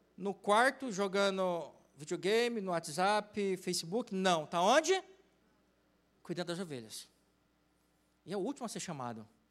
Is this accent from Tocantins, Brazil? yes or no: yes; Tocantins, Brazil; moved away; eu sou do interior, eu sou do Tocantins